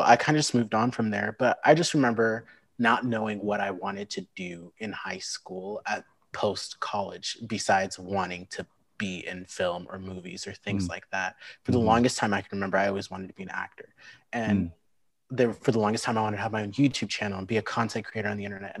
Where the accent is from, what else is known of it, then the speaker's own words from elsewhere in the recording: Lincoln, Nebraska, United States; also born or lived in St. Louis, Missouri / Sioux Falls, South Dakota / Omaha, Nebraska; we lived there for a couple years and then moved to Lincoln in May of 2000, just a couple months before I turned five.